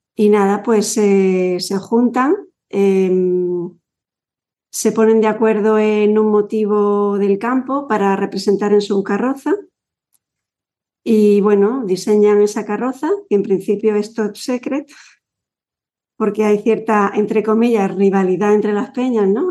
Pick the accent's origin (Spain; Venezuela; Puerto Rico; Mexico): Spain; Yecla, Region of Murcia; cuando a nosotros nos preguntan de dónde eres, decimos mm, Yecla, cerquita